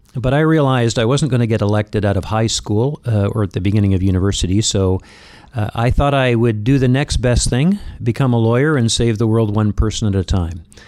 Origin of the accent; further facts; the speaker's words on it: London, Ontario, Canada; my hometown of London, Ontario